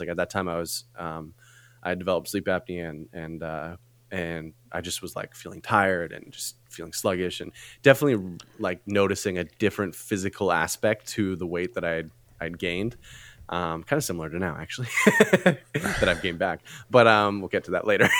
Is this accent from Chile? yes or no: no; Canada; moved away as an adult; now in California, United States; I am Canadian